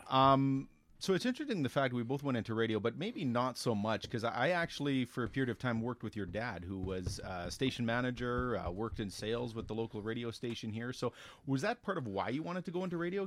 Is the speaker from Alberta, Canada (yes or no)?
yes; Elk Point, Alberta, Canada; we both grew up in the same small town